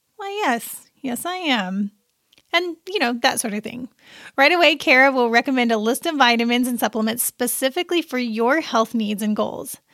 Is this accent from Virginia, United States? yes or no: no; Seymour, Indiana, United States; I am from a little town called Seymour in southern Indiana, and my hometown paper